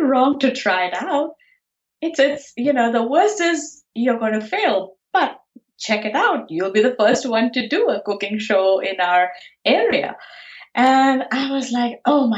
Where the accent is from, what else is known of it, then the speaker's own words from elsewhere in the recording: Pune, Maharashtra, India; moved away as an adult; now in United States; I grew up in Pune, India, and my schooling and my college was done there.